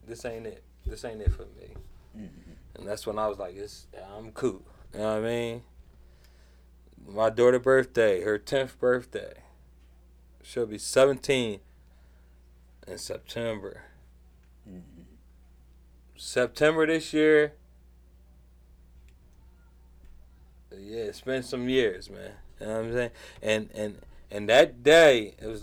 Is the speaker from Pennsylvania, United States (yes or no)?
yes; Philadelphia, Pennsylvania, United States; growing up in Southwest